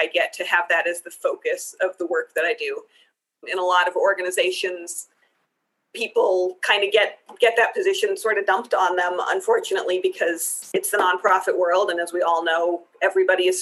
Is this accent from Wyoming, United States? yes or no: yes; Cheyenne, Wyoming, United States; also born or lived in Israel / Pittsburgh; My family returned to the States, and then we moved to Cheyenne when I was 9. So I grew up here